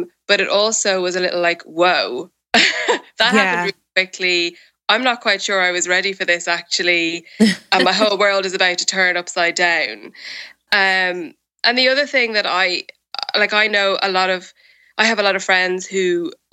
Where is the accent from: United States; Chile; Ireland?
Ireland; now in United Kingdom; I live in the UK and I'm Irish means that my family and most of my close friends live in Ireland